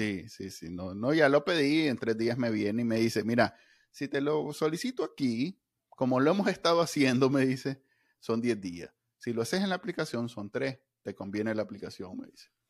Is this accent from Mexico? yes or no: no; Nicaragua; como, muchos NICA